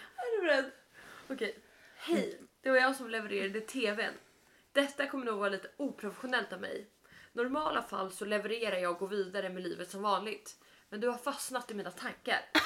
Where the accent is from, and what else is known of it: Italy; moved away